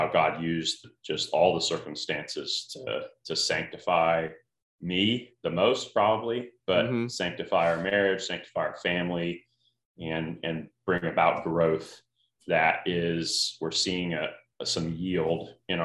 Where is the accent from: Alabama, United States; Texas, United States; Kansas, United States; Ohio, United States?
Alabama, United States; Northern; moved away as an adult; I was Northern Alabama